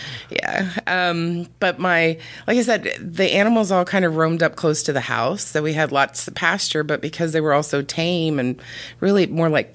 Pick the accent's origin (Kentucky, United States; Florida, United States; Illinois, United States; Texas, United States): Florida, United States; South; I was like fifth generation country girl, South Florida country girl